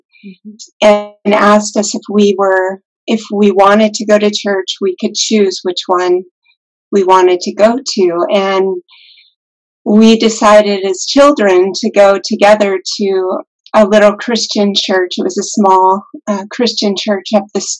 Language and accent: English; Lake Tahoe, United States; also born or lived in Reno, Nevada / Ananda Village, California; I grew up in Lake Tahoe, not very far from here, and actually have always lived in this area